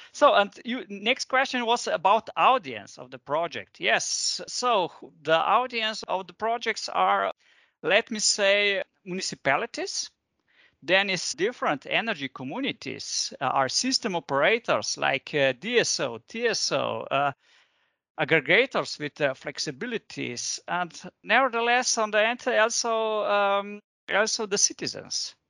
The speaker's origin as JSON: {"language": "English", "town": "Ljubljana", "country": "Slovenia", "said": "I'm coming from Ljubljana, from Slovenia"}